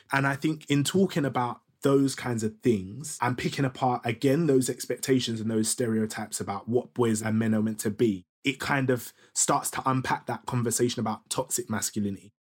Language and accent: English; Ilford, London, United Kingdom; I was growing up in Ilford, do you know what I mean? Which is like fake East London, fake Essex.